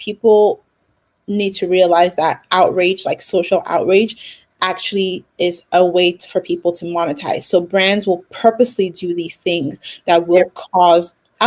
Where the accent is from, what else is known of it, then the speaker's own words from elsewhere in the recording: Nigeria; I'm Nigerian too.